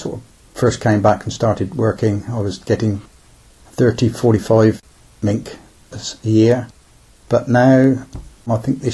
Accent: Kintbury, South East England, United Kingdom; I was born in Kintbury, but I was brought up at the mill.

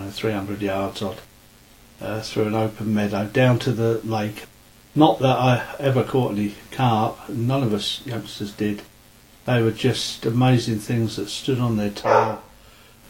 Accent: Guildford, South East England, United Kingdom; moved away as an adult; also born or lived in Wales; In the early 50s, we moved from Wales in 1950 to Guildford and stayed there until I got married in the late 60s

